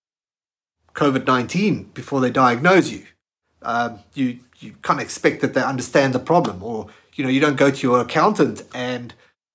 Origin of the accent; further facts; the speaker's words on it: South Africa; moved away as an adult; now in Australia; I'm from South Africa. I just moved to Australia at that time.